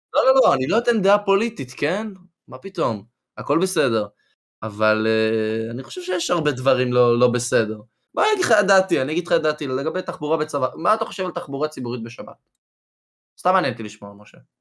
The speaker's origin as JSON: {"language": "Hebrew", "country": "Israel", "said": "אני בתור אזרח ישראלי, גם יהודי, אבל ישראלי"}